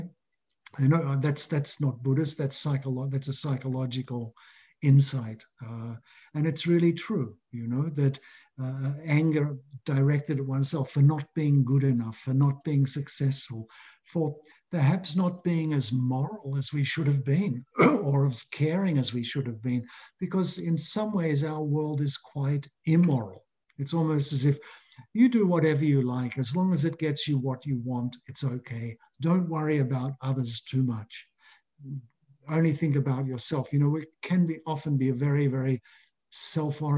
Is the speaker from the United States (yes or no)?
no; Australia; That's what I experienced 40 years ago growing up in Australia.